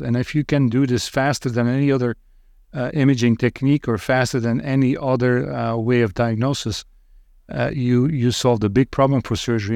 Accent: Roeselare, Flanders, Belgium; moved away as an adult; also born or lived in Northville, Michigan, United States; now in United States; I lived in Belgium for thirty-three years, and then moved to the United States

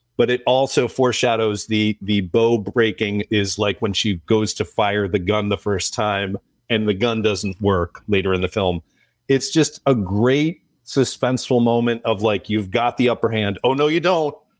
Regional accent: United States; as an American viewer

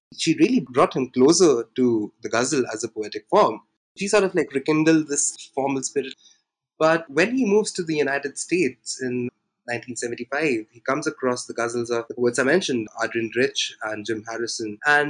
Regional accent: India; I am an Indian writer and translator.

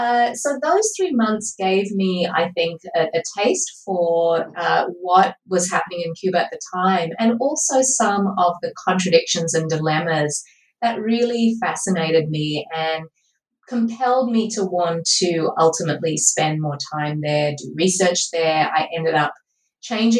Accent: Australia; I grew up in Australia and I live here currently.

